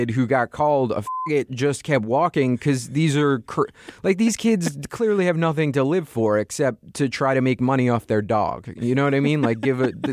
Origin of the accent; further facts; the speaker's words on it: Staten Island, New York, United States; I, like I said, I grew up on Staten Island, New York. And so uh, I have a real blue collar dad